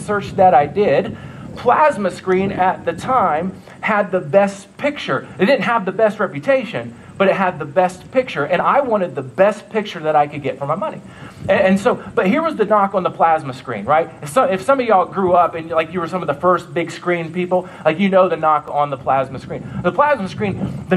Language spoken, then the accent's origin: English; Ohio, United States; also born or lived in New York; now in Nebraska, United States; That's where I'm from. I'm from Ohio